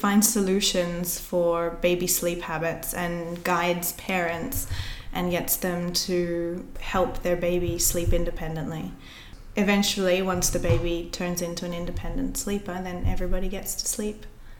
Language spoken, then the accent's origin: English; Australia; now in Barcelona, Spain; as an Aussie